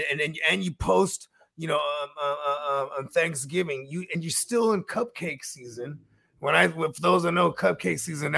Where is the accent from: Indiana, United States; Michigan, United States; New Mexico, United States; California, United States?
California, United States; Northern; Cause I'm from Northern Cali, you know what I mean? And like in field trips, we'll go up and go see like the redwoods and shit like that. It's like the sticks.